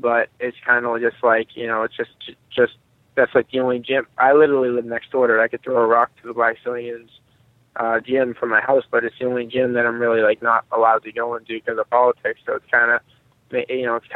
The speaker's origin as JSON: {"language": "English", "town": "Boston", "region": "Massachusetts", "country": "United States", "tie": "born or raised there", "said": "my hometown"}